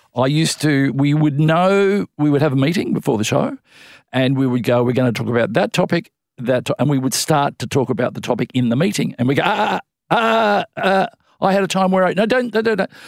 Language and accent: English; Melbourne, Victoria, Australia; I grew up in in Melbourne